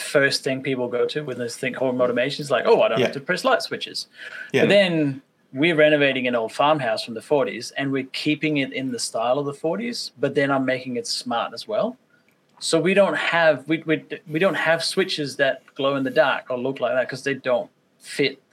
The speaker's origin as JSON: {"language": "English", "country": "Denmark", "also_born_or_lived": "Victoria, Australia", "moved": "yes", "lives_now": "Australia", "said": "I am based in Australia, but I'm originally from Denmark. So I moved here about 20 years ago."}